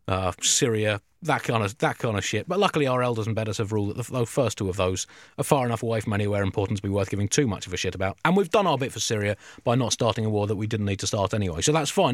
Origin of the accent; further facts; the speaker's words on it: South East England, United Kingdom; growing up and being a middle-class English person from the southeast